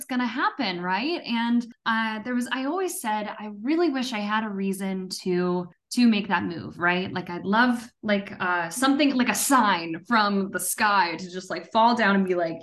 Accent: Pittsburgh, Pennsylvania, United States; Mayor of Kingstown was shot in my hometown, Pittsburgh.

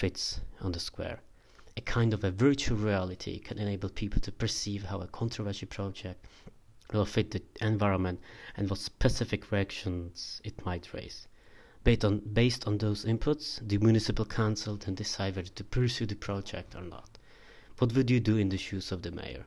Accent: Jablonec nad Nisou, Liberec Region, Czechia; my hometown of Jablonec in German Gablons in north of Bohemia

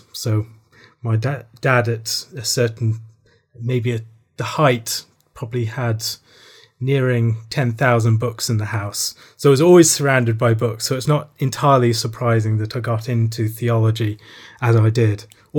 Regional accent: Ireland; also born or lived in Worcester, England; I was born in Worcester in the Midlands in England, but my parents were missionaries in the Republic of Ireland, so I moved over there when I was 3 months old and spent the entirety of my childhood there.

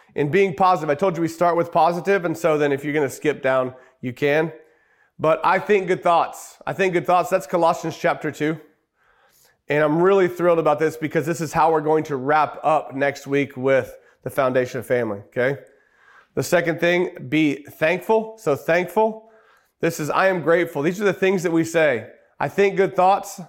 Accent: Oklahoma, United States; We're from Oklahoma.

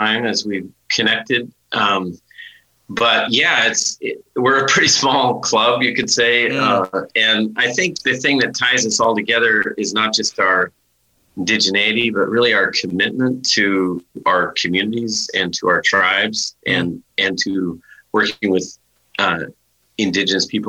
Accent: Billings, Montana, United States; Billings, where I grew up, was part of the reservation

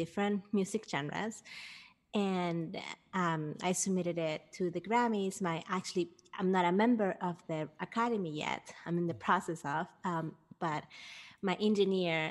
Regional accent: Peru; moved away; I grew up in Peru, and I've always been working with kids

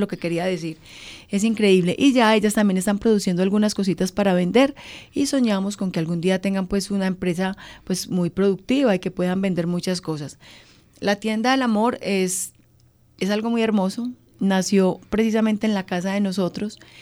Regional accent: Antioquia, Colombia; yo soy antioqueña

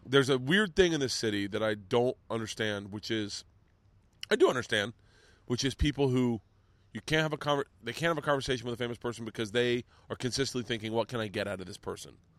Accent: Florida, United States; growing up in Florida

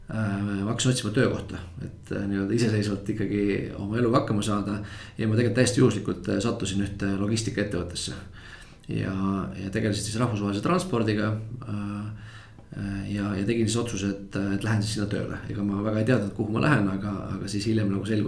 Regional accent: Tallinn, Harju County, Estonia; et olen täitsa Tallinnast pärit, lõpetasin Tallinna Reaalkooli

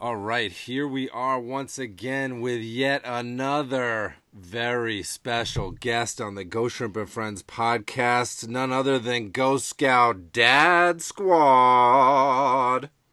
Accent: Amherst, Massachusetts, United States; growing up in Massachusetts

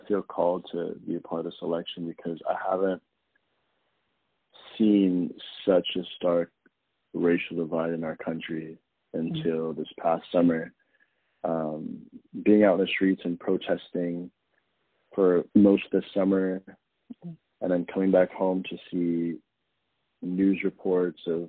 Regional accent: Arizona, United States; now in Brooklyn, United States; I'm based in Brooklyn, but I'm originally from Arizona

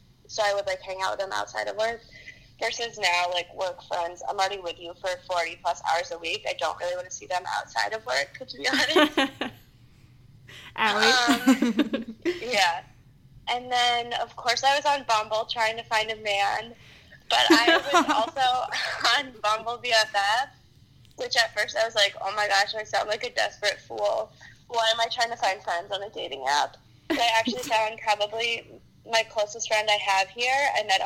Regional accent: Moline, Illinois, United States; moved away as an adult; now in New York, United States; I'm from Moline

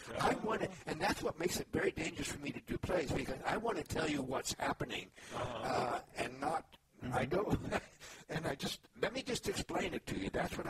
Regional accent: Kansas, United States; also born or lived in Missouri / Alabama / Georgia; No, I grew up in Kansas and Missouri and then moved to Alabama and Georgia.

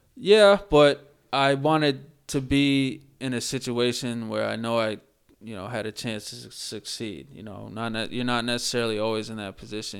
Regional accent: Worcester, Massachusetts, United States; I grew up in the Worcester area

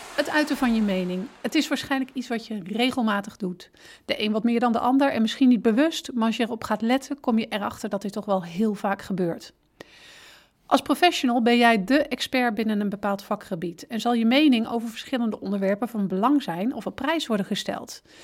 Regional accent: Netherlands; wij als Nederlanders erg direct zijn

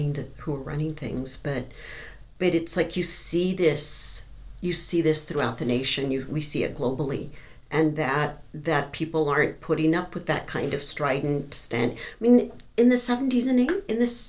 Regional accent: Texas, United States; also born or lived in Colorado; now in Arizona, United States; I'm from Texas

